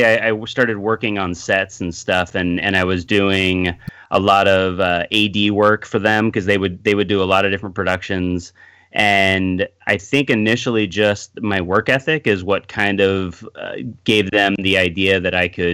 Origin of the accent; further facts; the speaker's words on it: Bay Area, California, United States; moved away as an adult; now in Los Angeles, United States; I grew up in the Bay Area, so I was up there and went to film school.